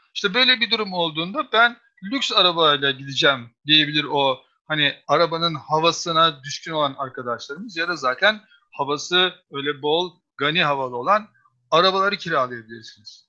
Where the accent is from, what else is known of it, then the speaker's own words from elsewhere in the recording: Istanbul, Turkey; bir İstanbullu olarak